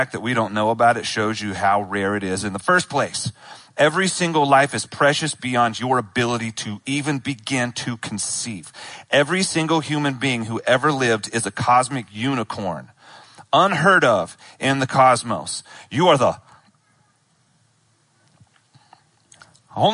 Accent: Charlotte, North Carolina, United States; I was born in Charlotte. I grew up in Charlotte

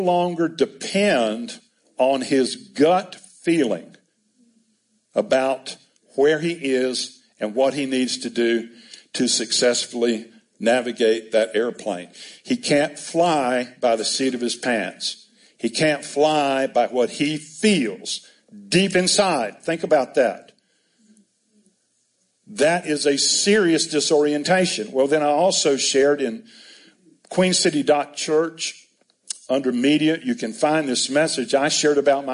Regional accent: United States; I'm an American

